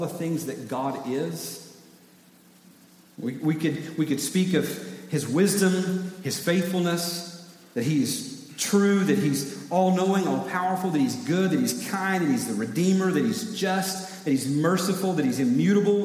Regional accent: East Tennessee, United States; now in South Carolina, United States; I grew up in East Tennessee

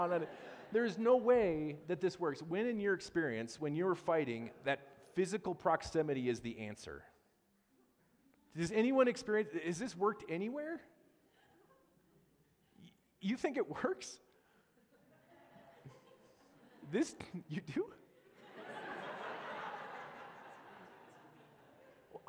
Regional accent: Wisconsin, United States; growing up in Wisconsin

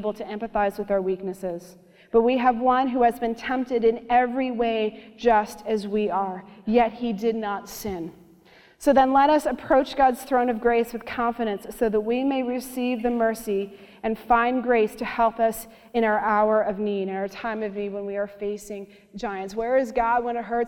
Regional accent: Canada; I'm Canadian

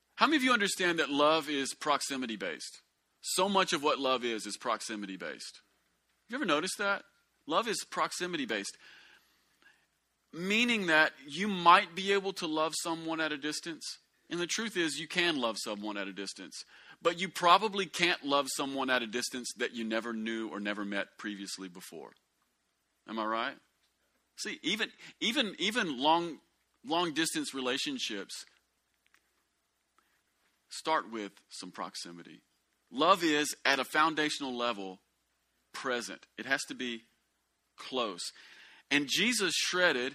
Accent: United States; white people growing up in America

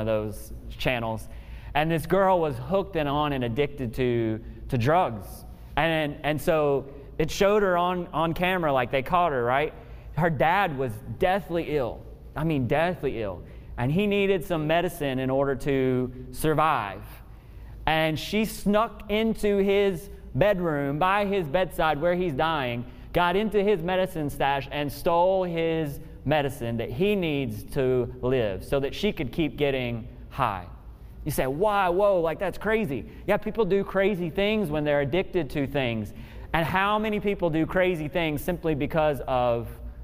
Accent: Memphis, Tennessee, United States; I grew up in Memphis, Tennessee

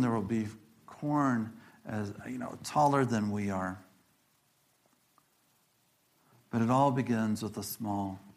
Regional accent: Illinois, United States; moved away; also born or lived in Iowa; And I think about the Midwest, where I'm from. I grew up in Illinois.

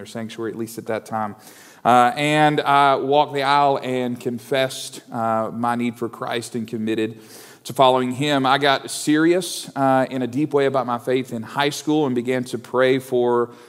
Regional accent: Owensboro, Kentucky, United States; I grew up in Owensboro, Kentucky, so just to the west of here, down the river a little ways

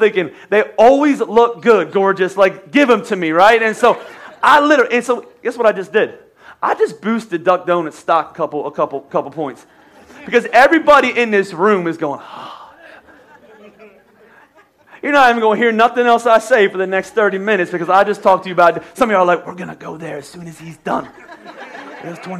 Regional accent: United States; I'm American

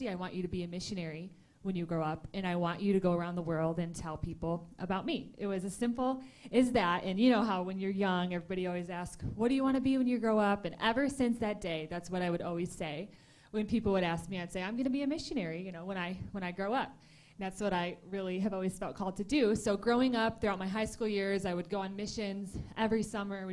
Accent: Michigan, United States; moved away as an adult; also born or lived in Tulsa, Oklahoma; I grew up here in Michigan, and then I moved away when I was 18 to Tulsa, Oklahoma to go to school

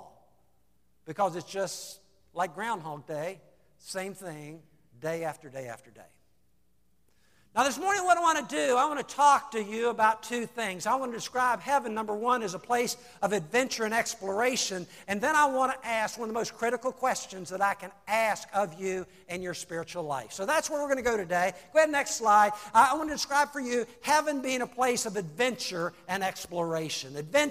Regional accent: Salem, United States; I grew up in Salem

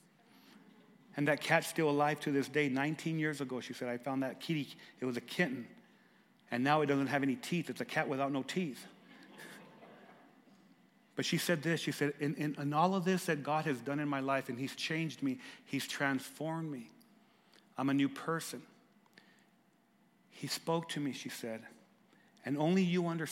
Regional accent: Lordsburg, New Mexico, United States; I'm from Lordsburg, New Mexico

